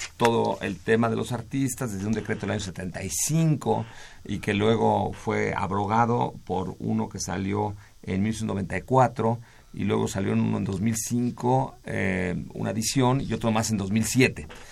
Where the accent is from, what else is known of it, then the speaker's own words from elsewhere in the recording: Mexico; a nosotros como mexicanos